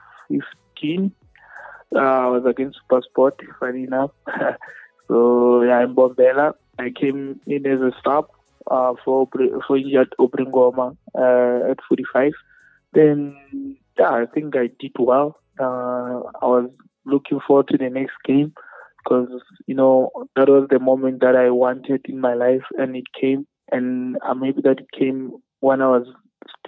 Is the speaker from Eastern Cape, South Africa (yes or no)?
no; Limpopo, South Africa; we're from Limpopo.